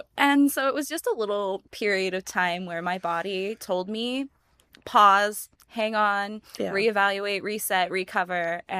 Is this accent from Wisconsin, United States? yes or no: no; San Diego, California, United States; now in Las Vegas, United States; I'm from San Diego, where it thankfully doesn't get very cold in the winter